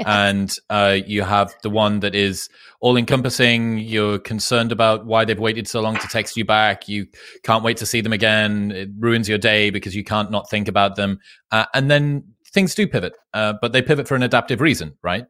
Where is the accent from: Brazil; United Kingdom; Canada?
United Kingdom; I'm British